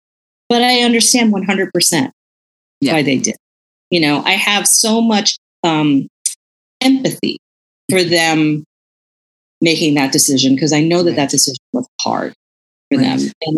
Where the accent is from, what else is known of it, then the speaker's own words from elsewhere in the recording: United States; also born or lived in Philippines; I'm Filipino American, right? I'm a generation 1.5. Mm-hmm. I came over when I was a baby. I'm one of those people that, you know, my parents never spoke Tagalog to me